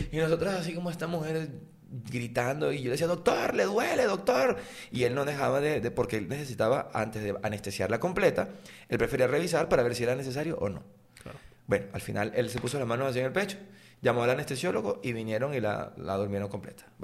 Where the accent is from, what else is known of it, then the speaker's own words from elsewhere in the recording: Valencia, Carabobo, Venezuela; also born or lived in Sarare, Lara; yo soy de la parroquia La, Candelaria, del centro de Valencia.